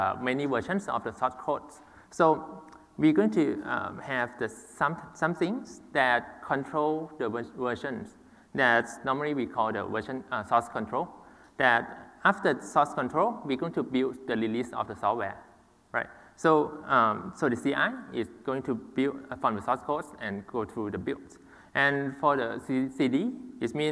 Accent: Thailand; I'm from Thailand

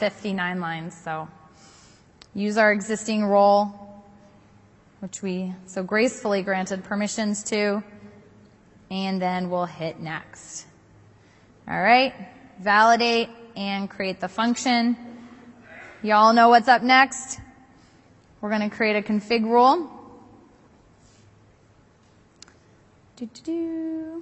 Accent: East Coast, United States; I grew up on the East Coast

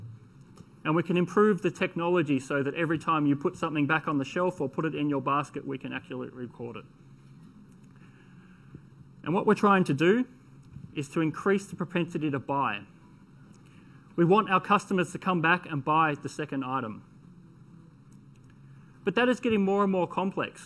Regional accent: Australia; I am Australian, so I speak fast

